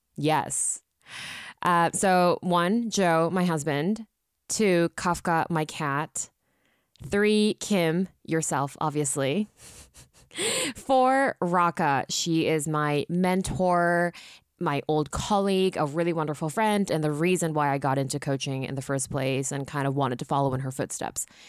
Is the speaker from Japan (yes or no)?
yes; Japan; coming from a Japanese background, growing up in Japan.